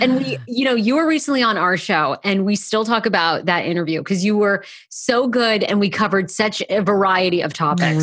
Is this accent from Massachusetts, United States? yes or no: no; Maine, United States; moved away as an adult; now in Washington, D.C., United States; I'm originally a Mainer, but I have lived in D C now for, like, fourteen or fifteen years